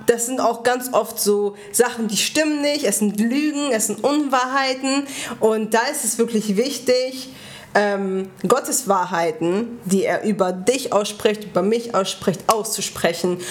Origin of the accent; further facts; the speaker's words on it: Bremen, Germany; wir sind Bremer. Also ich ja schon immer.